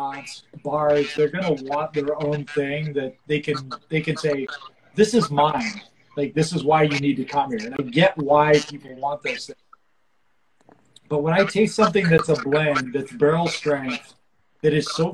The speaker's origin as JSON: {"language": "English", "region": "California", "country": "United States", "moved": "yes", "lives_now": "New Orleans, United States", "said": "I'm from California"}